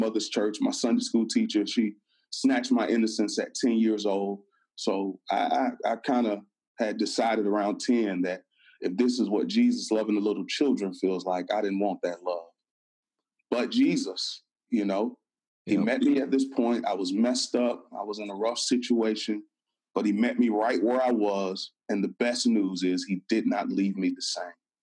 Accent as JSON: {"language": "English", "region": "Florida", "country": "United States", "moved": "as an adult", "lives_now": "Atlanta, United States", "said": "I'm from Florida"}